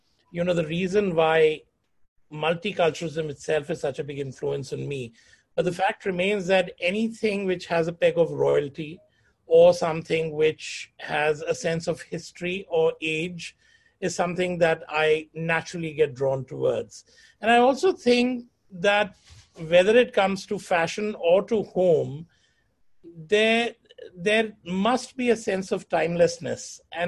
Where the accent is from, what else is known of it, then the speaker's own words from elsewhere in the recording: Jodhpur, Rajasthan, India; born there; also born or lived in Delhi / Chandigarh / Pune / Lucknow; I was born in Jodhpur, and from there moved to Delhi, from Delhi to Chandigarh, then Chandigarh to Pune, Pune to Lucknow, and then back to Chandigarh.